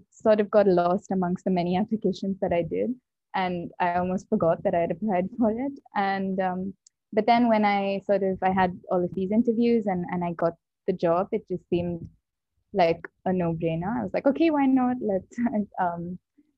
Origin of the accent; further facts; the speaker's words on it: India; moved away as an adult; I grew up in India